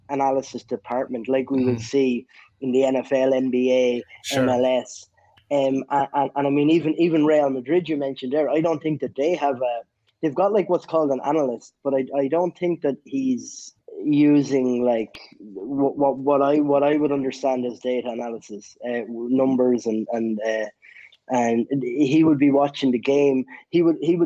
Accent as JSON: {"language": "English", "country": "Ireland", "said": "I'm from Ireland"}